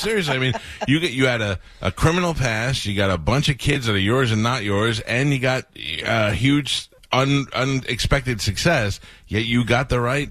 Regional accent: New York, United States; moved away; So I'm 51 years old now.

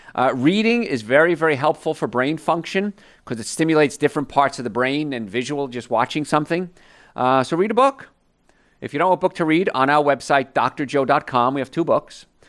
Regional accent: New York, United States; And so I grew up around New York.

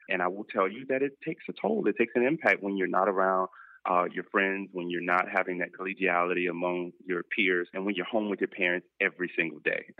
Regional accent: Miami, Florida, United States; I'm so proud of Miami Dade. Uh, you know, that's where I did my teaching in my hometown

